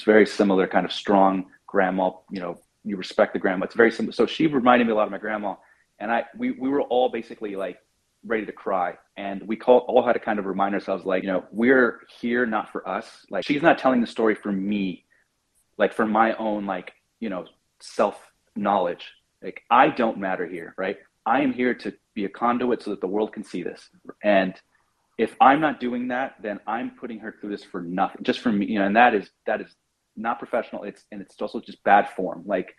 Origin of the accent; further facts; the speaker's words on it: United States; because I'm American